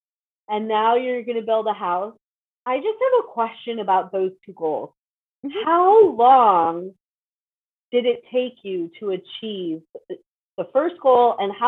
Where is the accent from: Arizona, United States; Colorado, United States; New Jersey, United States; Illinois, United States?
Illinois, United States; Chicago; Chicago, so I can relate, and I don't live in Chicago anymore for that reason.